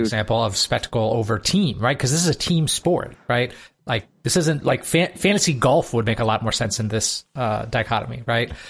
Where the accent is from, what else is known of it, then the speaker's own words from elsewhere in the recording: Michigan, United States; moved away; where I grew up in Michigan